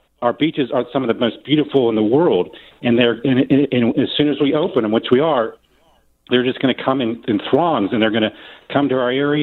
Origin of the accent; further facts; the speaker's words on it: Florida, United States; I'm a second generation Floridian. I've got young kids here. I've got my parents here.